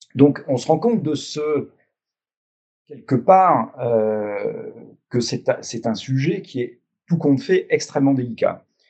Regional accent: France

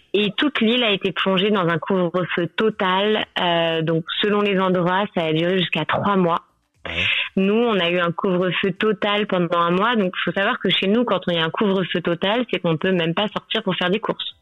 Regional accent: Paris, Île-de-France, France; moved away as an adult; now in Sri Lanka; je suis parisienne à la base

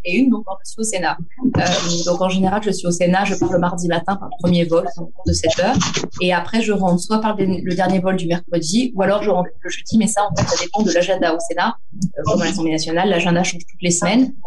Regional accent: Antibes, Provence-Alpes-Côte d'Azur, France; je suis d'Antibes, c'est la commune dans laquelle je vis, dans laquelle je suis née, j'ai grandi

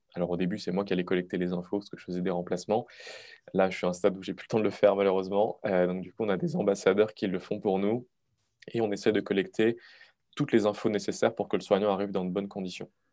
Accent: Moselle, Grand Est, France; je suis originaire de Moselle

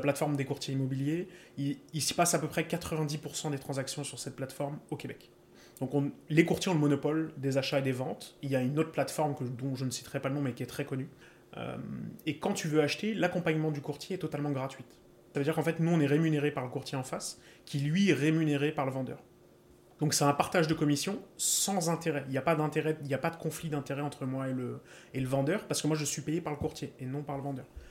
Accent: Paris region, Île-de-France, France; moved away as an adult; now in Montreal, Canada; Je viens de région parisienne

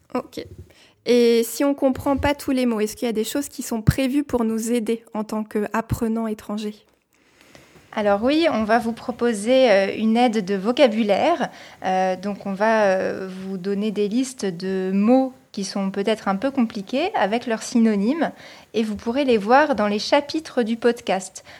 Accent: Paris region, Île-de-France, France; now in Nantes, France; Je viens de la région parisienne et actuellement je vis à Nantes.

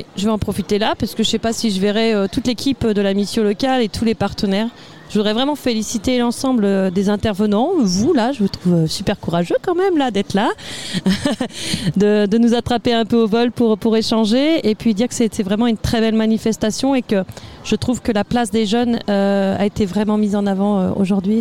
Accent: Normandy, France; je viens de Normandie, ça va peut-être s'entendre sur l'accent, j'ai pas votre accent.

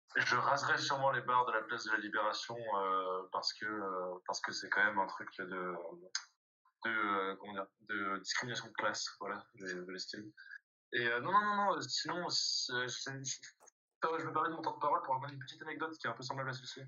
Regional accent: Dijon, Bourgogne-Franche-Comté, France; je suis né à Dijon. Je suis né à Dijon.

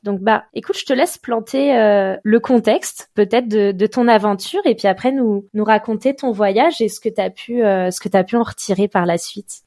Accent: Évian-les-Bains, Auvergne-Rhône-Alpes, France; je suis né à Evian, je sais que c'est en France

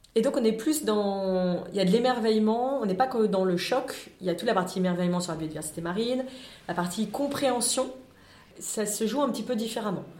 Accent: France; en tant que Français

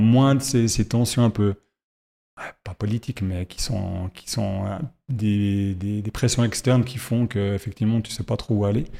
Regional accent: Fribourg, Switzerland; je suis fribourgeois

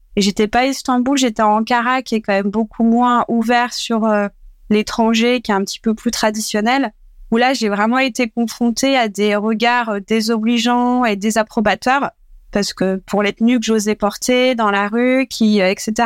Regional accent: Dreux, Centre-Val de Loire, France; J'ai grandi en nord et loire dans une ville qui s'appelle Dreux

